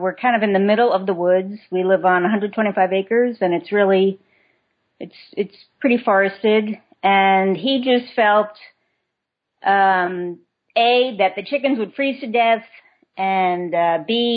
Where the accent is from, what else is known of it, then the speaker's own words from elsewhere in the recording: Long Island, New York, United States; moved away as an adult; now in Vermont, United States; I grew up on Long Island, New York, and moved to Vermont with my husband 21 years ago